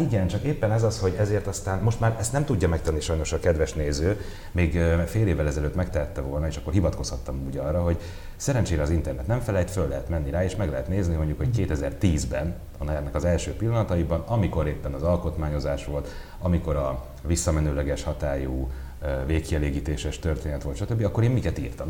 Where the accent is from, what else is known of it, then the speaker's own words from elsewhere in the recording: Budapest, Hungary; 11. kerület, Örmezőn, négy emeletes panelban, második emeletén nőttem föl.